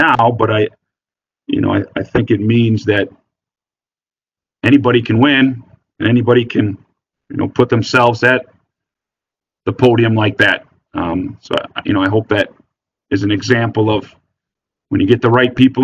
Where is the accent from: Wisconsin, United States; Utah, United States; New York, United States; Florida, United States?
Wisconsin, United States; growing up in Wisconsin